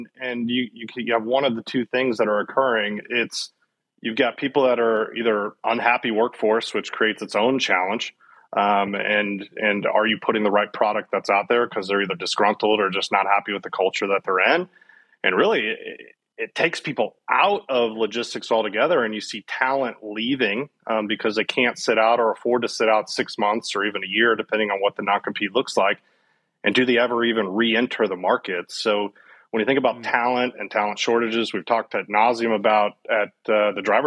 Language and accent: English; Cincinnati, Ohio, United States; moved away as an adult; now in Dallas, United States; I grew up and born and raised in Cincinnati